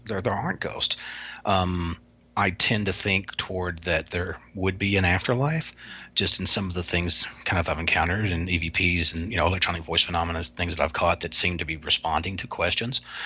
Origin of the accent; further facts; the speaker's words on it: the South, United States; I'm a Southerner